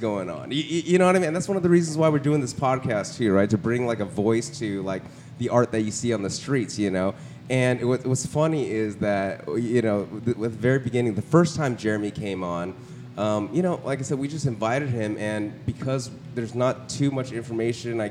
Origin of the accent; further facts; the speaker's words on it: San Gabriel Valley, California, United States; now in Orange County, United States; I grew up in the other Valley, SGV, man. You know, oh, San Gabriel Valley